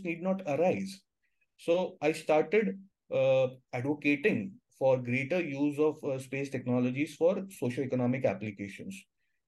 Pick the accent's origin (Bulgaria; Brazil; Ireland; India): India; being an Indian, with an Indian passport